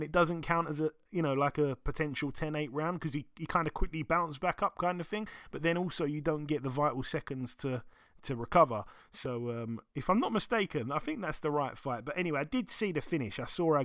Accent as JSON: {"language": "English", "region": "London", "country": "United Kingdom", "tie": "born or raised there", "said": "my hometown of London"}